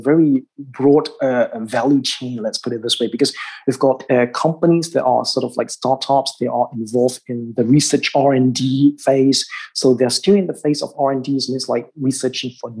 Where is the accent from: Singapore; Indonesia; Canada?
Singapore; in my home country, in Singapore